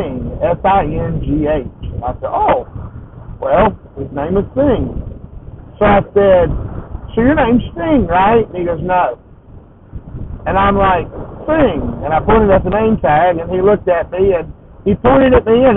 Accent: the South, United States; I'm from the South, and I'm up here up north and it's a rare thing for me to be up north, but I'm up north, and I'm just a little slow because I'm from down south

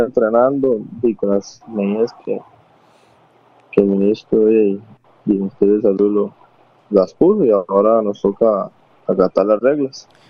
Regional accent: Puntarenas, Costa Rica; yo soy de, de Punta dicho

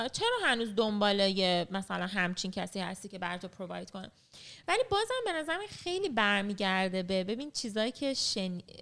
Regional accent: Iran; moved away as an adult; من خودم مثلا 18 سالم که بود تنهایی از خانواده رفتم از ایران

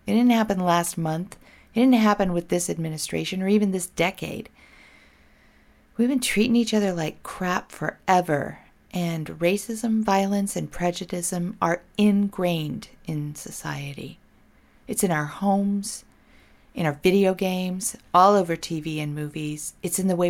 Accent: Portland, Oregon, United States; here in my home state, Portland, Oregon

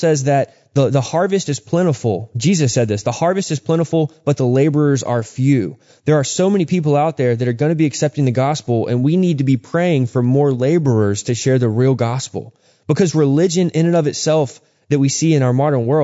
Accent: Texas, United States; a dear friend of mine that I grew up with in Texas

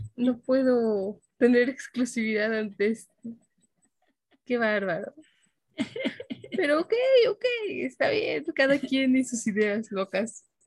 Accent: Mexico City, Mexico; yo nací en el Distrito Federal

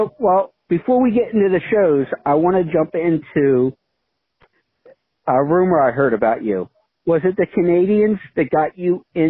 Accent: Philadelphia, Pennsylvania, United States; Yes, I'm from the Philadelphia region.

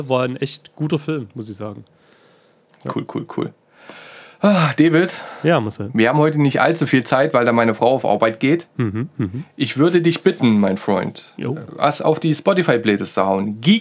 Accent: Saxony, Germany; und entschuldigt meine Aussprache, ich bin ein Sachse, der irgendwie mit einem TH hat

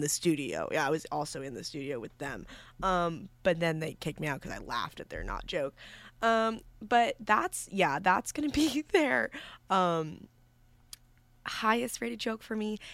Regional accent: New York, United States; moved away as an adult; now in Villanova, United States; I'm from New York

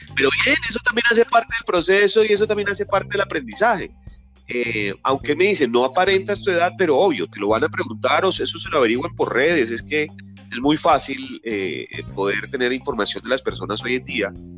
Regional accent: Barranquilla, Atlántico, Colombia; moved away as an adult; now in Bogotá, Colombia; yo soy barranquillero, tengo 48 años, vivo en Bogotá hace 26 años

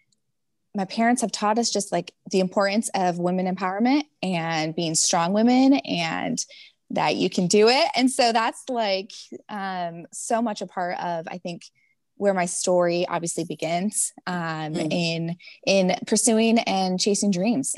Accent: Iowa, United States; also born or lived in Mississippi / Alaska; I am located in Cedar Falls, Iowa. So Midwest girl, but wasn't always so. I was Mississippi. I hail from Mississippi.

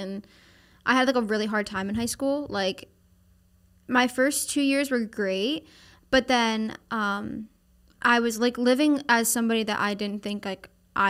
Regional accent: Pennsylvania, United States; Oh, no. It's like desolate farm area. Like, it's not. Like, I was from like outside of Philadelphia.

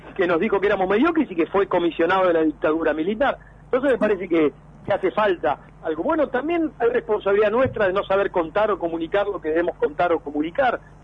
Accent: Mar del Plata, Buenos Aires Province, Argentina; yo nací en Mar del Plata, viví toda mi vida en Mar del Plata

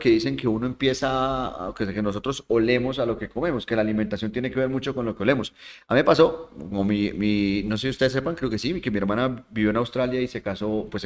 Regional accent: Spain; Oye, entonces yo soy español.

